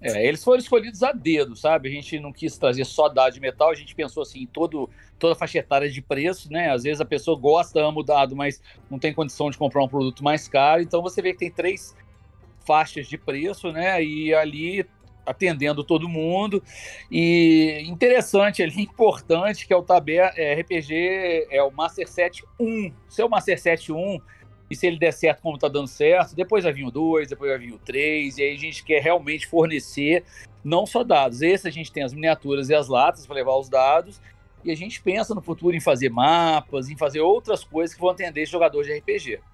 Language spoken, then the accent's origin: Portuguese; Juiz de Fora, Minas Gerais, Brazil; eu sou de Juiz de Fora, né? Minas Gerais